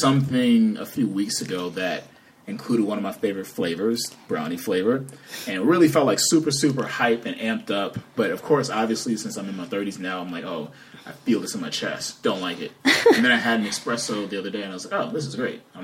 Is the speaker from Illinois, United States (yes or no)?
yes; Chicago, Illinois, United States; for most of my life since I grew up in Chicago